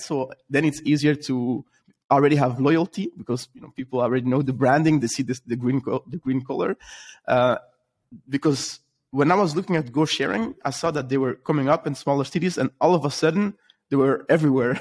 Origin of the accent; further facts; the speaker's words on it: Belgium; I'm from Belgium